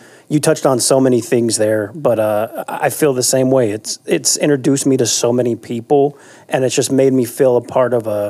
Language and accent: English; Bay Area, California, United States; I grew up in the Bay Area in California